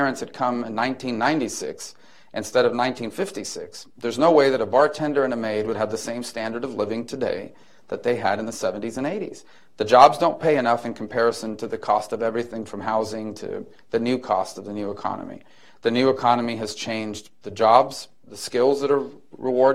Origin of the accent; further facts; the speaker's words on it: Miami, Florida, United States; I grew up in Miami